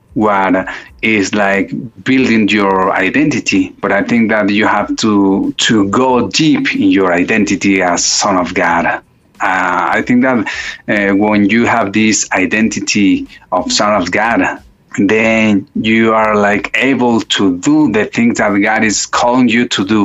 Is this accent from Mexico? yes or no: yes; Mexico City, Mexico; I was born and raised up in Mexico City